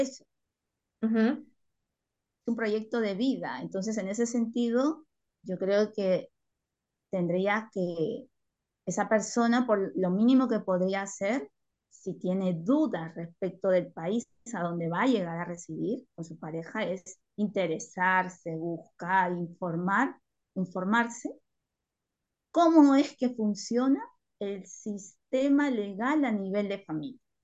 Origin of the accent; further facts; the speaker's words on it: Peru; now in Spain; yo que soy peruana